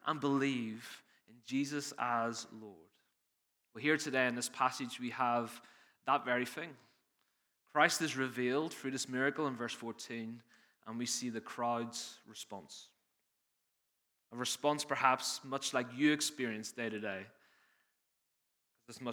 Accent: Northern Ireland, United Kingdom; accent: Northern Irish; moved away as an adult; now in England, United Kingdom; I've spent 18 years struggling through preaching for people to understand my Northern Irish accent, so it's nice to be home with you

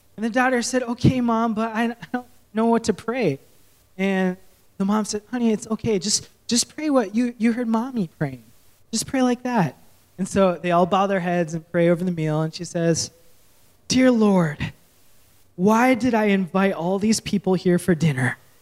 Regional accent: Minnesota, United States; moved away; I grew up in Minnesota, so I say candy bags.

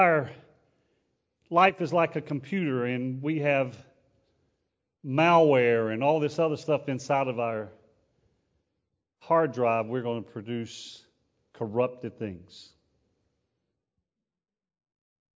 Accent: United States; We're an American

